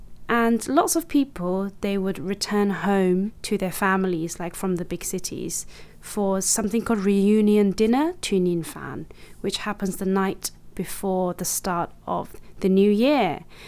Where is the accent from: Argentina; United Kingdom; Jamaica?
United Kingdom; Kilburn, London; I love Sunday roasts and Chinese food too, but I can't speak fluent Chinese, and the only Chinese word I can write is my name. None of my friends have ever been Chinese, apart from when I met Jay, but he's half. Kilburn was where I grew up